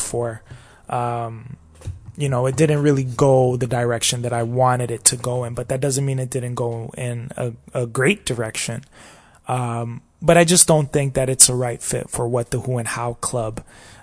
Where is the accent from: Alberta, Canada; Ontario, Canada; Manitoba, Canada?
Ontario, Canada; Toronto; I come from Toronto, Canada